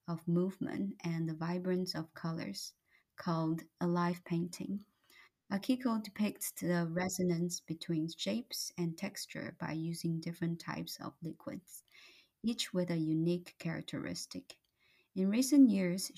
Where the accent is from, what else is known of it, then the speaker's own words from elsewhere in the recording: Taiwan; now in Canada; Growing up in Taiwan